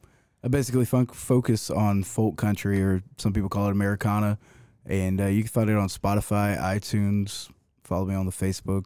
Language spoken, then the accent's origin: English; Dearing, Georgia, United States; Well, I'm not from Augusta. I grew up in Deering